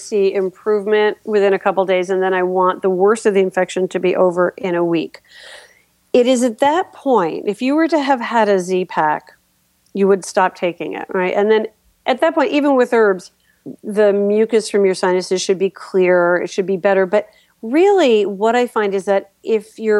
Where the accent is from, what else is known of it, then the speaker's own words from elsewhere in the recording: New York, United States; now in Philadelphia, United States; I'm from New York